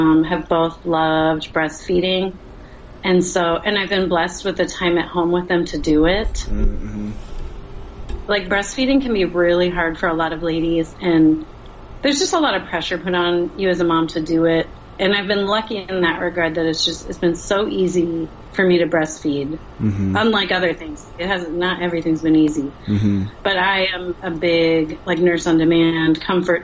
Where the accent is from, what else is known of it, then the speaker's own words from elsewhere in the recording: Phoenix, Arizona, United States; now in Texas, United States; I grew up in Phoenix